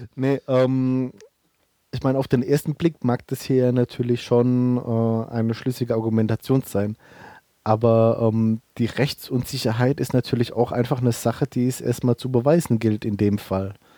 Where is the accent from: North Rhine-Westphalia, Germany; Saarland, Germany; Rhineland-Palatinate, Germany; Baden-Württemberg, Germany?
Rhineland-Palatinate, Germany; Bellheim; meine Heimat ist äh, Bellheim, das ist in der Pfalz, in der Südpfalz sozusagen